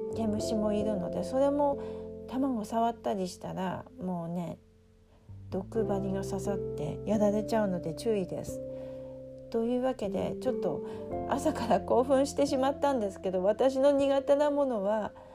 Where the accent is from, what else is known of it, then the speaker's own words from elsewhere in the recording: Aomori, Japan; moved away; 私が生まれ育った青森には、ゴキブリがいなかった